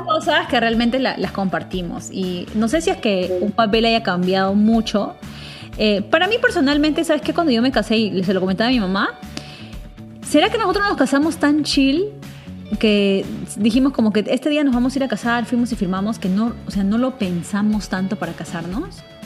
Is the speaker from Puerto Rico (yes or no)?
no; Peru; nosotros somos peruanas